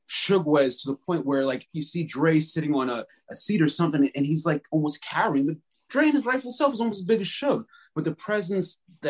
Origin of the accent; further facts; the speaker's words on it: Somerset, New Jersey, United States; I grew up in Somerset, New Jersey.